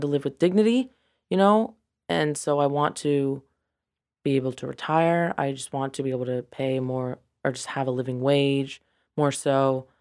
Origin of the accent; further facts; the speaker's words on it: Mount Pleasant, South Carolina, United States; also born or lived in Charleston, South Carolina / Santiago, Chile; I am from Mount Pleasant